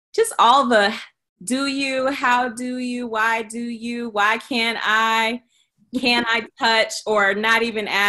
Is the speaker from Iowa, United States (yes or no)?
yes; Iowa, United States; moved away as an adult; also born or lived in New York; growing up in Iowa